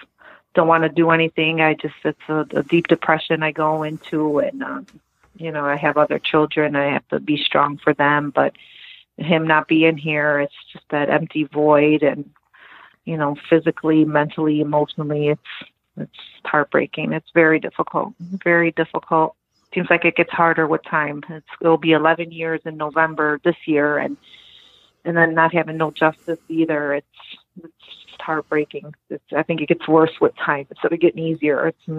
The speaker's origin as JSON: {"language": "English", "town": "Cicero", "region": "Illinois", "country": "United States", "tie": "born or raised there", "also_born_or_lived": "Lyons, Illinois", "said": "That's the house I grew up in. We moved from Lyons, Illinois to Cicero."}